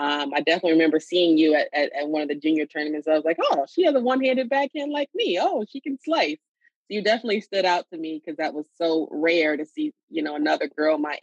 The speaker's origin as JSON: {"language": "English", "town": "Miami Shores", "region": "Florida", "country": "United States", "tie": "born or raised there", "moved": "as an adult", "lives_now": "New York, United States", "said": "I grew up in Miami Shores, Florida"}